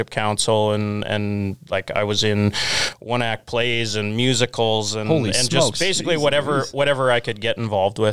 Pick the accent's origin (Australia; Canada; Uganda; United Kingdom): Canada; Emerald Park, Saskatchewan; also born or lived in Regina / Deer Valley / Lumsden; now in Craven, Canada; We moved to Emerald Park when I was 4. Went to school there until after grade 10